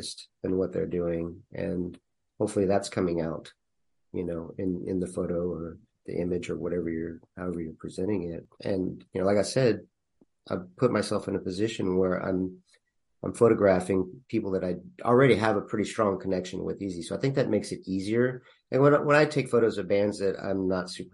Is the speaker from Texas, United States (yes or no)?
yes; Temple, Texas, United States; now in Austin, United States; I grew up in Temple, Texas